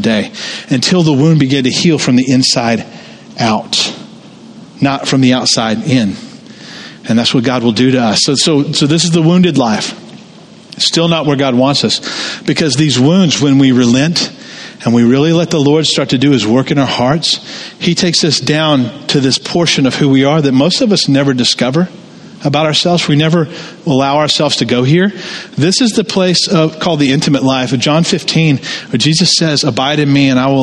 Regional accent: Jonesboro, Georgia, United States; moved away; I grew up in Tara, Jonesboro, the home of Gone with the Wind

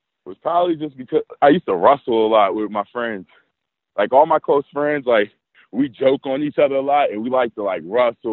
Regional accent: United States; moved away as an adult; now in Canada; I'm from the States

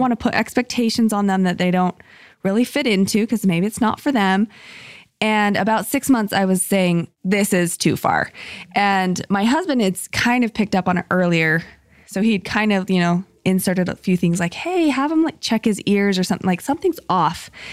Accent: Salt Lake City, Utah, United States; moved away as an adult; also born or lived in Boise, Idaho; I grew up in Salt Lake City

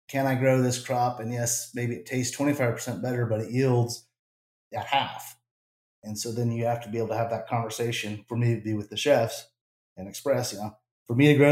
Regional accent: New Mexico, United States; moved away; also born or lived in Southern Arizona; I'm originally from Southern Arizona and then grew up in New Mexico

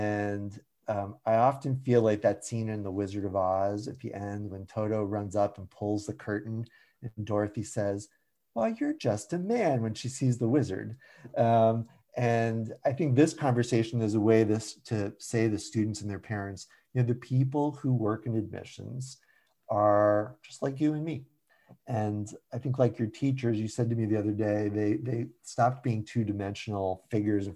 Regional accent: Shelton, Connecticut, United States; I grew up in Shelton, Connecticut, which is a little town sort of halfway between Bridgeport and New Haven

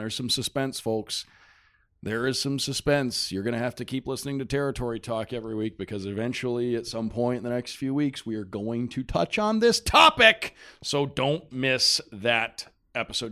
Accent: Detroit, Michigan, United States; moved away; I grew up in Detroit

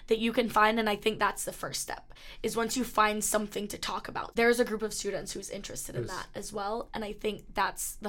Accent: Kingston, Jamaica; now in Boston, United States; I'm from Kingston, Jamaica

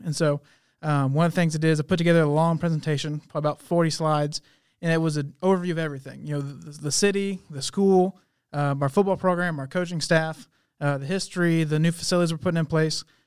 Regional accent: Montgomery, Texas, United States; moved away as an adult; Montgomery, Texas, that's, that's my hometown.

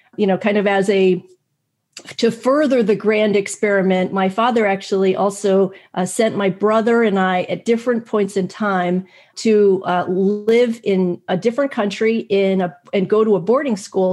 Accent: United States; growing up in America

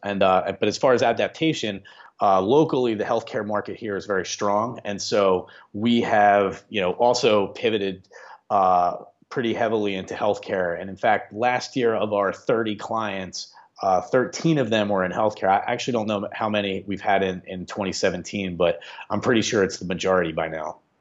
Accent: Upper Darby, Pennsylvania, United States; I grew up in Upper Darby. I went to Upper Darby High School, and so I've been in this region my whole life

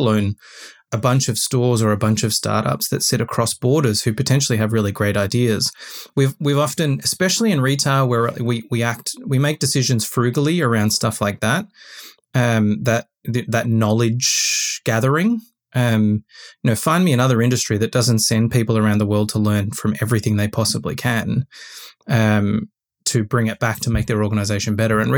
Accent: Australia; I, as an Australian retailer

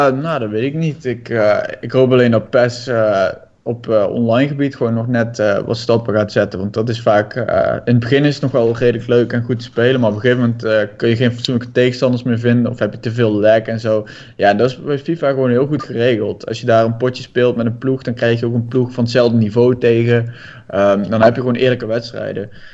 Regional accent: Budel, North Brabant, Netherlands; ik kom uit Budel

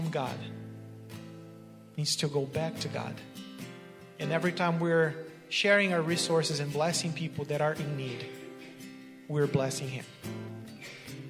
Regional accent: Brazil; moved away; I was born and raised in Brazil, which is in South America.

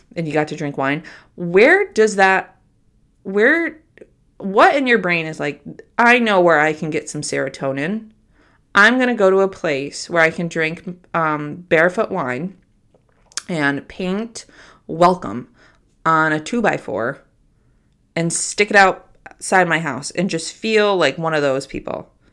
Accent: Troy, New York, United States; I grew up in a very big home in South Troy

